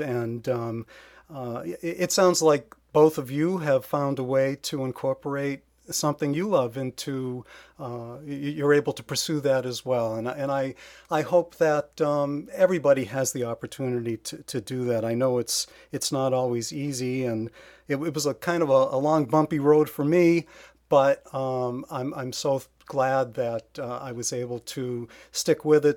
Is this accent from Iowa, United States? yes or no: no; Massachusetts, United States; I'm from Massachusetts, born and bred, and lived here my entire life